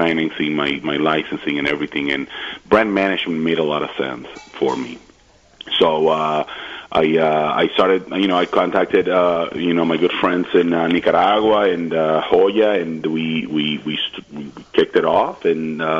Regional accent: Dominican Republic; moved away as an adult; also born or lived in Puerto Rico / Rochester, New York; now in Washington, D.C., United States; I grew up in the Dominican Republic

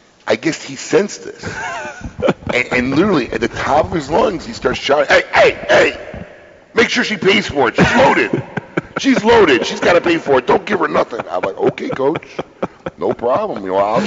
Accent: Chicago, Illinois, United States; now in Florida, United States; I'm originally from Chicago

